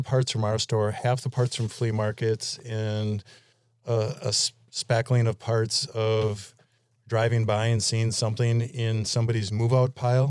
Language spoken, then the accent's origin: English; Milwaukee, Wisconsin, United States; Born and raised in Milwaukee.